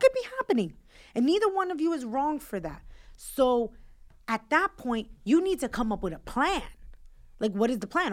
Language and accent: English; New York, United States; I'm a New Yorker and I wanna live in New York